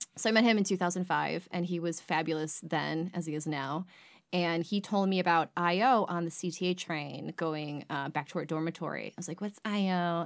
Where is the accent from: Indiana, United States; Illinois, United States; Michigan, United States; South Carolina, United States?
Michigan, United States; Washington Township; also born or lived in Chicago; I'm from Washington Township